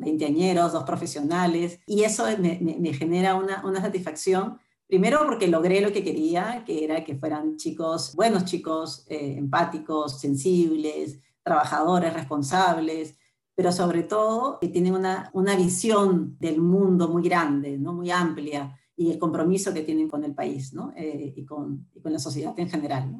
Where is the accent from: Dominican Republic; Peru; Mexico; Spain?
Peru; Lima; mis, papás vinieron de Arequipa Lima, yo nací en Lima